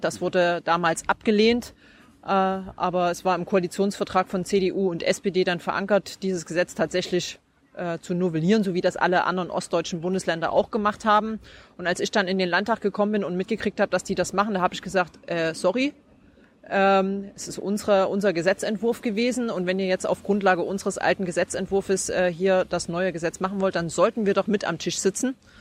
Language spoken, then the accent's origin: German; Zwickau, Saxony, Germany; moved away as an adult; also born or lived in Estonia / Münster; ich bin 1979 in Zwickau geboren